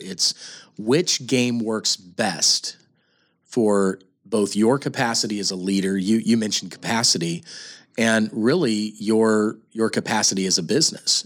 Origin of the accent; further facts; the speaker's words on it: Kansas City, Missouri, United States; we're both from Kansas City